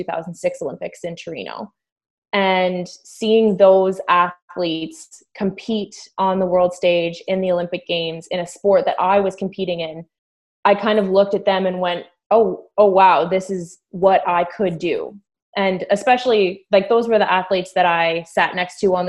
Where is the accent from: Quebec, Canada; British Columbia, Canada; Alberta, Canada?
Alberta, Canada; Calgary; moved away as an adult; now in Ontario, Canada; I grew up in Calgary, Alberta.